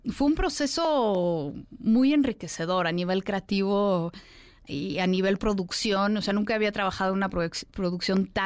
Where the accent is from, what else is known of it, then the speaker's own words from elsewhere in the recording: Russia; first language ru; Spanish is a second language; Soy rusa. Entonces yo nací en, la ex Unión Soviética de padres rusos y estudié ruso, en ruso toda mi vida.